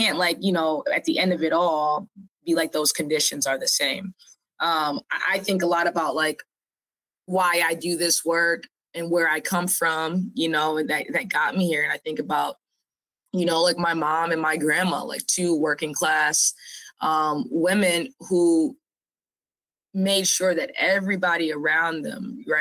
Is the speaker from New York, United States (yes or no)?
no; Waukegan, Illinois, United States; moved away as an adult; also born or lived in Jacksonville, Florida; now in Chicago, United States; born and raised in Waukegan, also spent time in Jacksonville, Florida, where my dad and his side of the family is